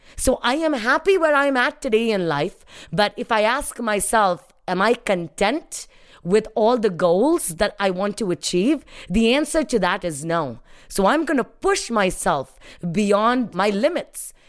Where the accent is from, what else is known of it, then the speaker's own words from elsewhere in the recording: India; first language Hindi; English is a second language; moved away as an adult; now in United States; I was happy growing up in India